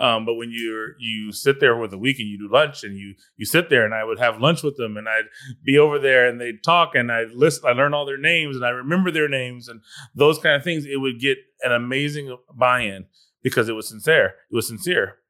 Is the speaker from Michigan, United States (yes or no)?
no; California, United States; I'm from California